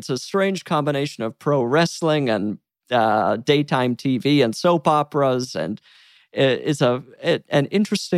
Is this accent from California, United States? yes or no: no; Salt Lake City, Utah, United States; moved away; I'm from Salt Lake City